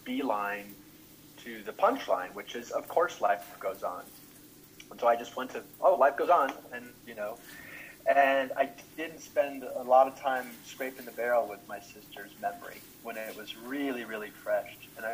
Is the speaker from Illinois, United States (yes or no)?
yes; Chicago, Illinois, United States; also born or lived in St. Louis / Milwaukee; I grew up in Chicago mostly, but also St. Louis, and spent some time in Milwaukee.